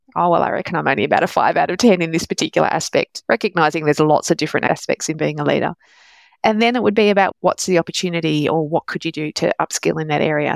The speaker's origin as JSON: {"language": "English", "country": "Australia", "tie": "born or raised there", "also_born_or_lived": "London, United Kingdom", "said": "I was born in London, but came to Australia when I was only a couple of years old"}